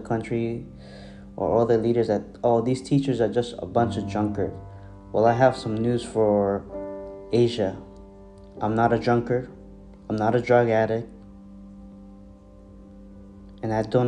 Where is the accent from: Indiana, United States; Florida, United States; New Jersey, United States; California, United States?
New Jersey, United States; accent: American; moved away as an adult; now in Nam Dinh, Vietnam; I'm from the New Jersey area